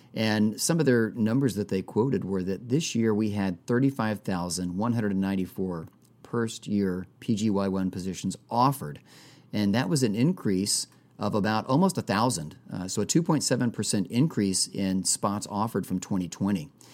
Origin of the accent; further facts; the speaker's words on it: Texas, United States; like all other people, uh, who were born and raised in Texas